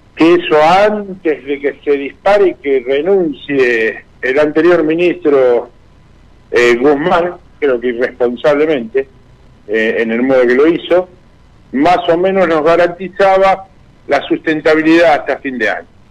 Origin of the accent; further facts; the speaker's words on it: Argentina; nos deben tratar como argentinos